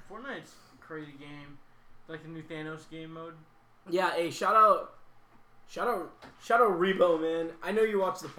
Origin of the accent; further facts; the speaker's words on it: Texas, United States; yeah, I am from Texas actually